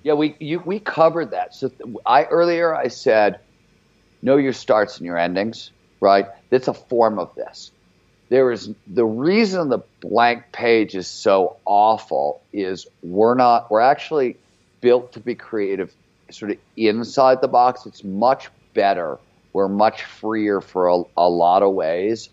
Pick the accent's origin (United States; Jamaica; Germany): United States; Cleveland, Ohio; I was grew up in Cleveland before there was cable TV there